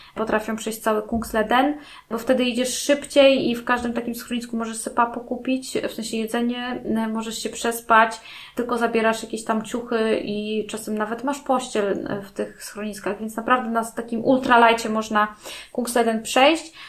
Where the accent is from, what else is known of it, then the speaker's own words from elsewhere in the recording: Gdańsk, Pomeranian Voivodeship, Poland; now in Wejherowo, Poland; Ja mieszkam, jestem z Gdańska, mieszkam w Gdańsku całe życie